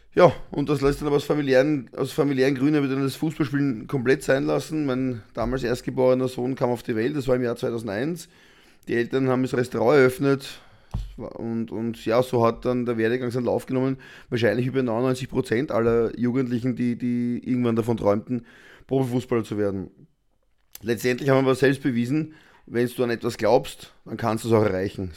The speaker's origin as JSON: {"language": "German", "country": "Austria", "said": "bei uns in Österreich"}